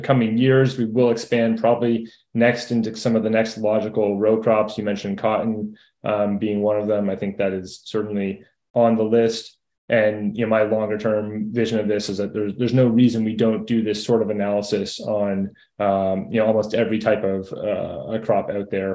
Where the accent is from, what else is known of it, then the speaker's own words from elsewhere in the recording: Toronto, Ontario, Canada; moved away as an adult; now in United States; I grew up in Toronto, went to school in Southwest Ontario